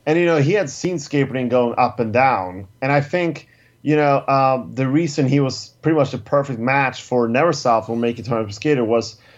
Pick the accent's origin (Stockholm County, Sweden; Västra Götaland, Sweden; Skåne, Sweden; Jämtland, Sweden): Stockholm County, Sweden; Stockholm; my hometown of Stockholm, Sweden